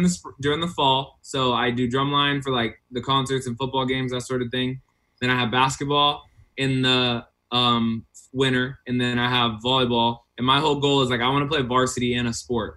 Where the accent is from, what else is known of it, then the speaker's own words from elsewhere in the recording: Las Vegas, Nevada, United States; also born or lived in Texas; I was born in Texas, raised in Vegas